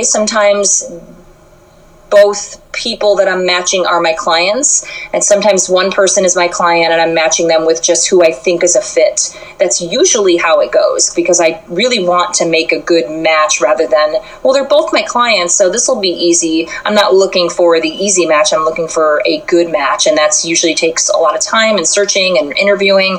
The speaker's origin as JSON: {"language": "English", "town": "Chicago", "region": "Illinois", "country": "United States", "tie": "born or raised there", "said": "I'm from Chicago, and I grew up pretty, I would say, middle class"}